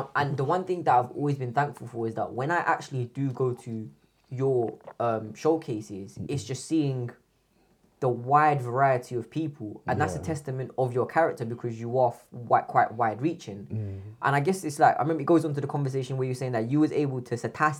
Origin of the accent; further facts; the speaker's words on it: India; Yeah, but I'm Indian, so it's fine.